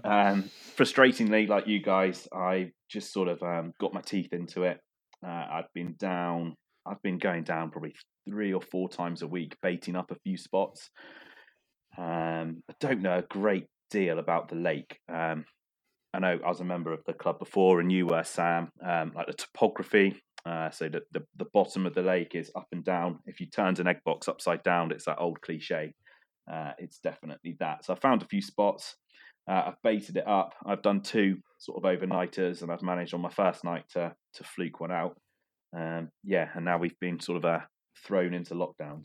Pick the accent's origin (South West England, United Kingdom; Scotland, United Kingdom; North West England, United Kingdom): South West England, United Kingdom; Cornwall; my fishing background is yeah growing up in Cornwall